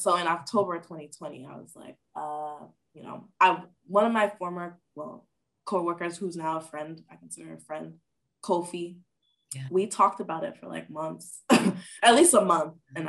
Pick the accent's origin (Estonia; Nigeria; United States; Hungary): Nigeria; And then I was ashamed because I'm Nigerian and I need to be a doctor, engineer, or a lawyer to be successful.